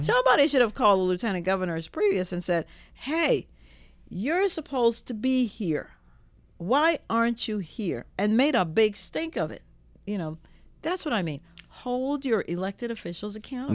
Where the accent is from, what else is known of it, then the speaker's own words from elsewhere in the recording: Jamaica; now in Virginia, United States; I was born in Jamaica